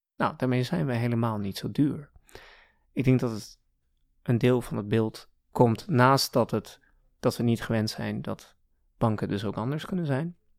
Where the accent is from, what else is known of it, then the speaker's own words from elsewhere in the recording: Gouda, South Holland, Netherlands; also born or lived in Canada / Iran; En toen ik een jaar of zeven was, ben ik weer, of zijn we weer naar Nederland gekomen. Naar the lovely city of Gouda